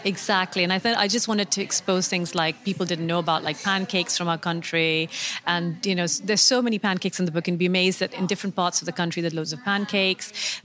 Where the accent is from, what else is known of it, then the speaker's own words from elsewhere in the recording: Karachi, Sindh, Pakistan; moved away as an adult; now in United Kingdom; I grew up in Karachi, in the southern part of Pakistan